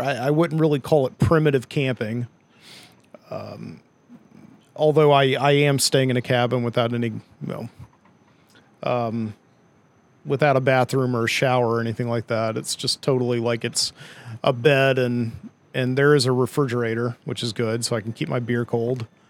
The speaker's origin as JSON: {"language": "English", "town": "Birmingham", "region": "Alabama", "country": "United States", "tie": "born or raised there", "said": "Birmingham, Alabama, my hometown"}